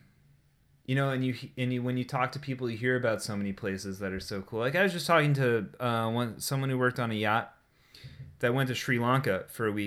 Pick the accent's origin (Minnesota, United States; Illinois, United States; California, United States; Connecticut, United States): Connecticut, United States; Eastern; moved away as an adult; also born or lived in Munich, Germany; I grew up sailing here in Connecticut, specifically like Eastern Connecticut